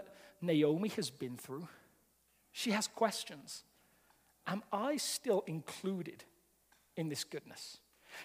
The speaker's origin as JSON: {"language": "English", "region": "England", "country": "United Kingdom", "moved": "yes", "lives_now": "Colorado, United States", "said": "I'm an Englishman living in America"}